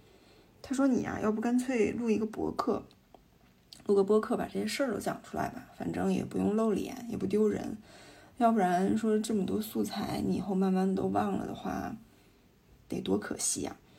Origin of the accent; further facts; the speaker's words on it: northern China, China; 我是北方人，今年三十出头，呃，学历是研究生，因为是财经专业